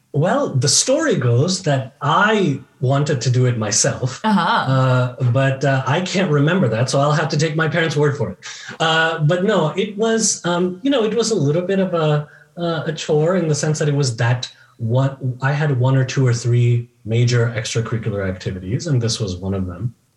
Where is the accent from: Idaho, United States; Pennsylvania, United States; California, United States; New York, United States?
California, United States; Bay Area; now in Chicago, United States; I grew up in the Bay Area in California